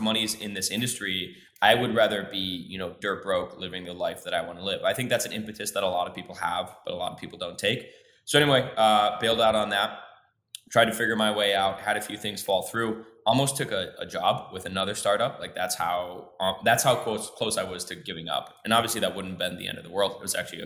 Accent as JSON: {"language": "English", "region": "Minnesota", "country": "United States", "tie": "born or raised there", "also_born_or_lived": "Mexico City, Mexico", "moved": "as an adult", "lives_now": "Mexico", "said": "I grew up in Minnesota, or in the North. I probably should say where I grew up in the Midwest in Minnesota"}